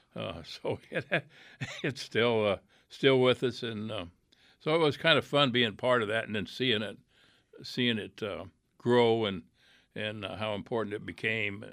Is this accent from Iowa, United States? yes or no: yes; Iowa, United States; I grew up in Iowa